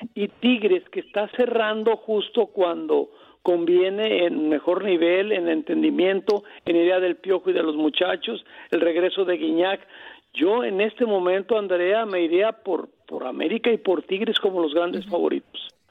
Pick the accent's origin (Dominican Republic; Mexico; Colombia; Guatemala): Mexico; Colima; yo soy de Colima, de Tierra Caliente